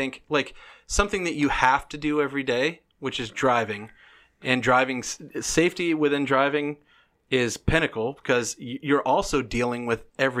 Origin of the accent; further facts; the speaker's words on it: the South, United States; I'm from the South. My daddy and my grandpa taught me how to fire a weapon.